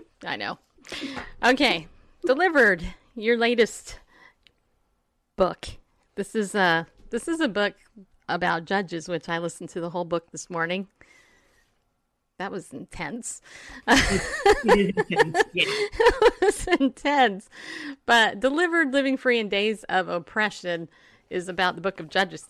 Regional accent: the South, United States; also born or lived in Massena, New York; I grew up in the south, but I was born in the north.

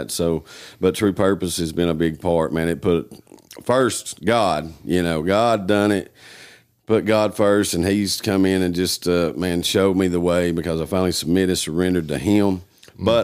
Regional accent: Newport, Tennessee, United States; Um, I'm from Newport, Tennessee.

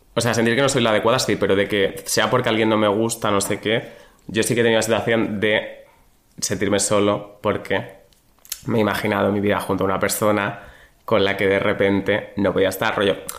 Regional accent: Badajoz, Extremadura, Spain; soy de Badajoz y en Badajoz se dice descambiar

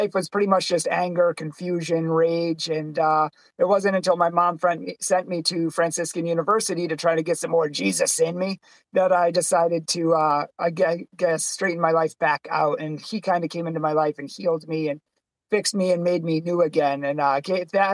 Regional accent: Boston, Massachusetts, United States; I'm from Boston

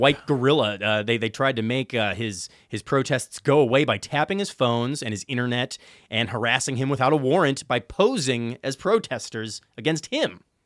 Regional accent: Chicago, Illinois, United States; I'm from Chicago

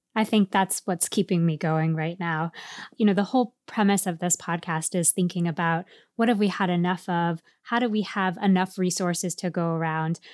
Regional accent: East Coast, United States; And I grew up on the East Coast

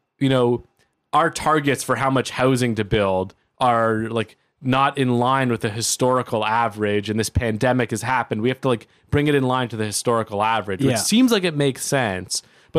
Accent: Toronto, Ontario, Canada; growing up in Toronto, like I grew up in a nice neighborhood

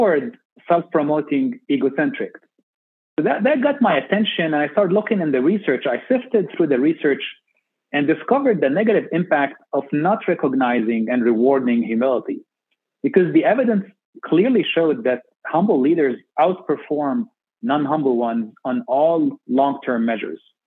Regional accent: Beirut, Beirut Governorate, Lebanon; moved away as an adult; also born or lived in Minnesota, United States / San Antonio, United States; now in United States; I grew up in Beirut, Lebanon

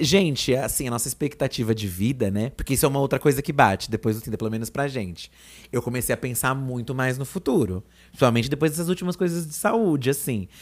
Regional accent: ABC Paulista, São Paulo, Brazil; a gente vinha lá do ABC

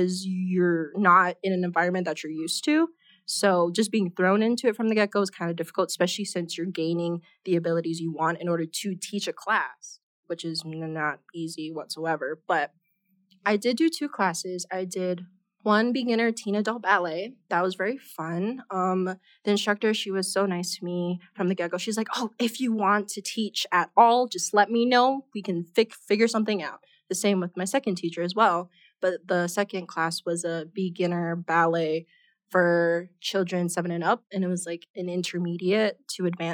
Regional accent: Oahu, Hawaii, United States; moved away as an adult; now in Denver, United States; I'm originally from Hawaii, the island of Oahu

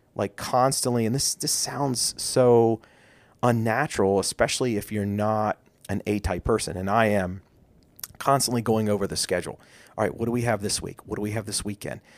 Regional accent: Maryland, United States; we are from Maryland

